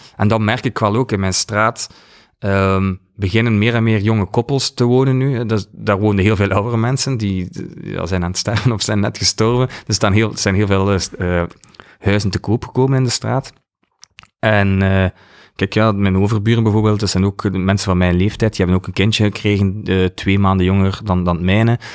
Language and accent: Dutch; Ghent, Flanders, Belgium; moved away as an adult; now in West Flanders, Belgium; Van Gent. Ik ben uh, naar West-Vlaanderen. Een van de weinigen